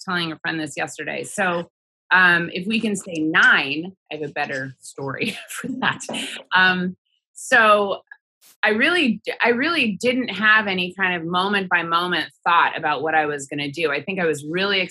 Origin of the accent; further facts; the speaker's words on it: Sheridan, Oregon, United States; I grew up in Oregon in a small town called Sheridan outside of Portland